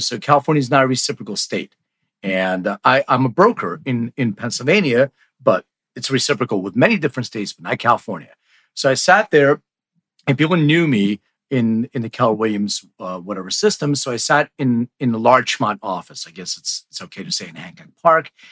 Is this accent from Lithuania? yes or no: yes; Lithuania; I was born in Lithuania